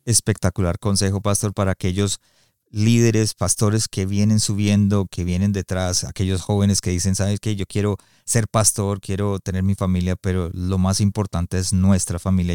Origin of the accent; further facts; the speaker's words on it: Colombia; now in Calgary, Canada; yo soy colombiano